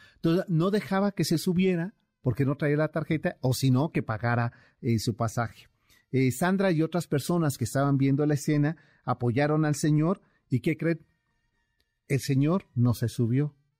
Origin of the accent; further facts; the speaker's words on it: Mexico; somos los mexicanos